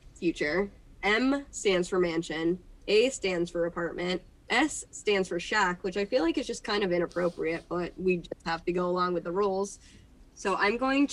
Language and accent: English; California, United States; I am from California